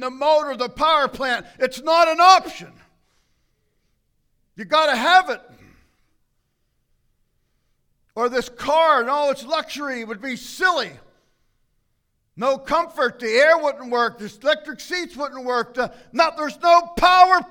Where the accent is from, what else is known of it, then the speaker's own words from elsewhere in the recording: United States; as an American